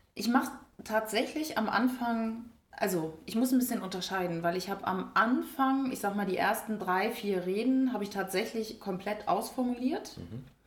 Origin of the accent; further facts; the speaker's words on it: Schleswig-Holstein, Germany; Ja, ich bin schon als kleines Mädchen auf Bäume geklettert, höher als die Jungs teilweise. Also wirklich okay. durch, durch Wiesen, wo es hieß, da sind aber Schlangen. Also in Schleswig-Holstein